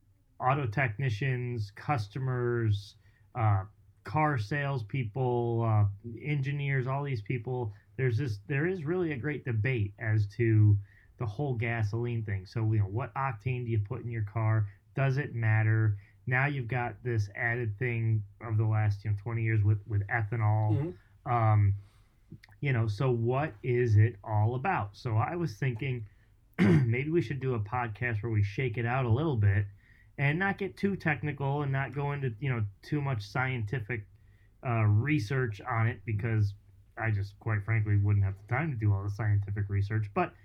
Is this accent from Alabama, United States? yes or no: no; New Jersey, United States; So I'm from Jersey